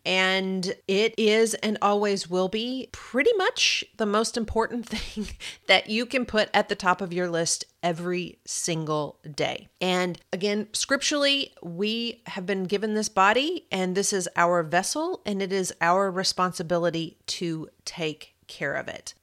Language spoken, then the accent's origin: English; Kentucky, United States; accent: Kentucky; my kentucky accent